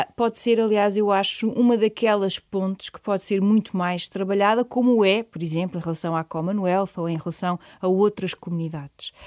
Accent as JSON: {"language": "Portuguese", "country": "Portugal", "said": "o facto de eu ser portuguesa"}